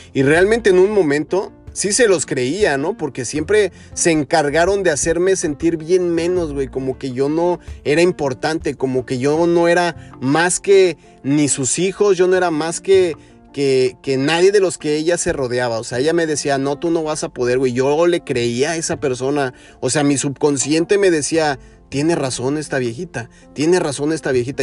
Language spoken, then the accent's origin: Spanish; Mexico; now in United States; como en mi país, como en México